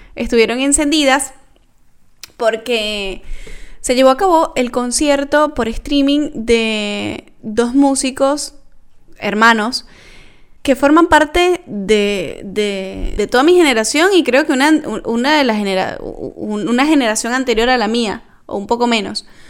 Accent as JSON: {"language": "Spanish", "country": "Venezuela", "moved": "yes", "lives_now": "Argentina", "said": "todo lo que hemos vivido los venezolanos"}